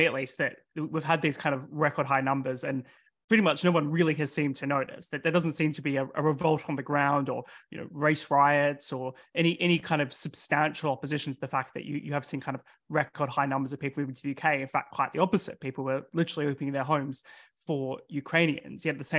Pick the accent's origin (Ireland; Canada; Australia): Australia; now in United Kingdom; In my home country, in Australia